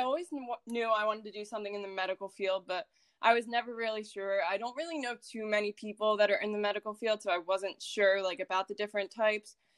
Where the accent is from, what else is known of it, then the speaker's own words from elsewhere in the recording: Philadelphia, Pennsylvania, United States; I was born in Philadelphia, Pennsylvania